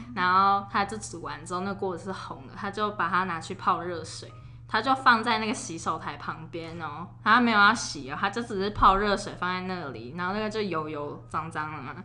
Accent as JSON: {"language": "Chinese", "region": "Taipei", "country": "Taiwan", "tie": "born or raised there", "said": "我们都是台北长庚出生"}